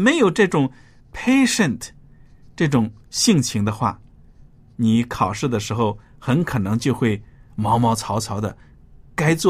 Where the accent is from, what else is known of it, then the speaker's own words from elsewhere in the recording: China; 我们中国人最强调做人要谦虚、谦卑